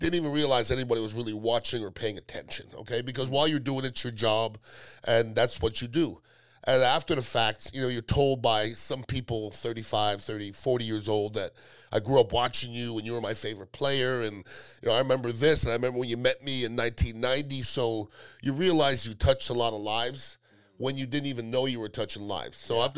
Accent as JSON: {"language": "English", "town": "Montreal", "region": "Quebec", "country": "Canada", "tie": "born or raised there", "also_born_or_lived": "Iowa / Tampa Bay", "moved": "as an adult", "lives_now": "Tampa, United States", "said": "I'm from Montreal, Canada originally. My parents are from the West Indies, Guyana and Trinidad, so they didn't have anything growing up"}